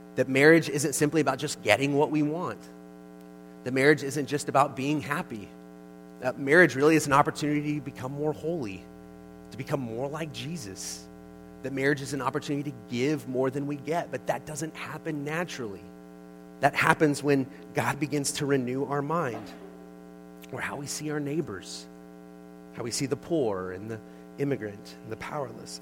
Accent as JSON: {"language": "English", "country": "United States"}